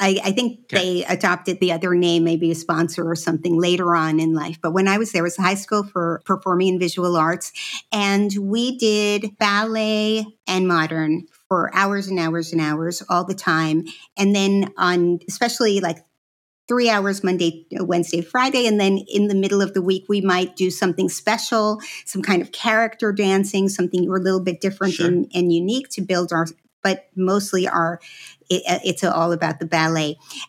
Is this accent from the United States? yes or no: no; Israel; born there; I was born in Israel. My parents were Holocaust children. So they were in what is now Ukraine. That's where they are originally from.